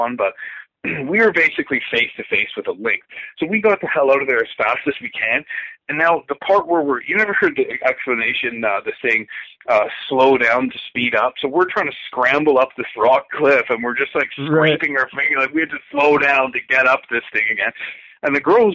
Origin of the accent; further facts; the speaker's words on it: Ontario, Canada; close to where I grew up in Ontario